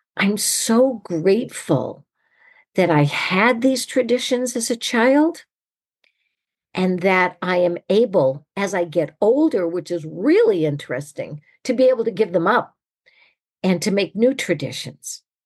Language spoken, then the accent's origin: English; New England, United States; now in California, United States; I grew up in New England